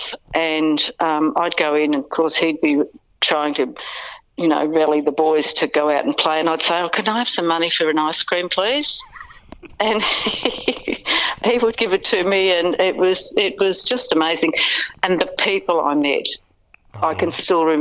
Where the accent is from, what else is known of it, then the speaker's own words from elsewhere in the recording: Bendigo, Victoria, Australia; also born or lived in Melbourne; We moved from Bendigo